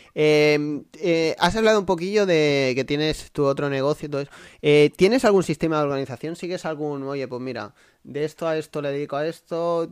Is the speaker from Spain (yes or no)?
yes; a village near Badajoz, Extremadura, Spain; moved away; mi pueblo está al lado de Badajoz, a 20 minutos